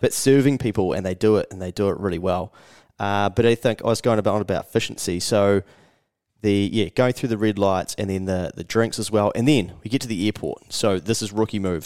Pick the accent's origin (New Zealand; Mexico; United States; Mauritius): New Zealand; from New Zealand